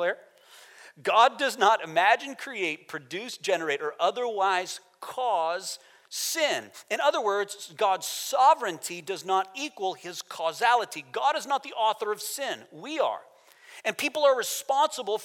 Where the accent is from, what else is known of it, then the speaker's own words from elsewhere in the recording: United States; moved away as an adult; I'm American